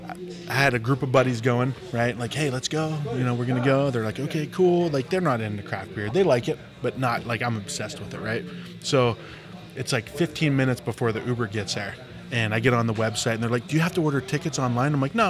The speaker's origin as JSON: {"language": "English", "region": "Ohio", "country": "United States", "tie": "born or raised there", "said": "grew up in Northeastern Ohio where heroin is pretty popular."}